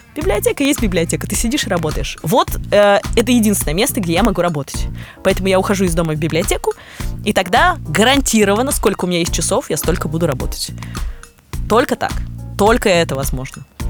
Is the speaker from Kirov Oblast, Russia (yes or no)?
yes; Kirov, Kirov Oblast, Russia; now in Moscow, Russia; из моего родного города Кирова